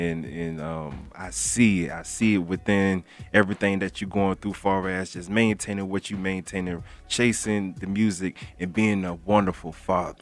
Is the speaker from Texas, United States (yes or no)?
no; Broward County, Florida, United States; Now you know you boy from Florida. You feel me? I'm from Broward County.